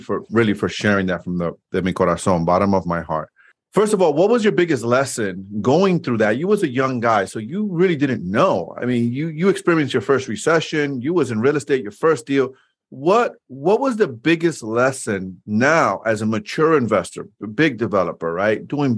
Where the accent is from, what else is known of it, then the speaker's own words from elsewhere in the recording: New York City, New York, United States; I grew up in New York City, Washington Heights.